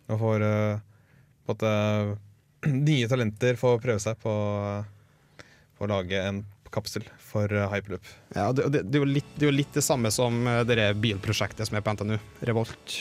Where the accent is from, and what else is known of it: Norway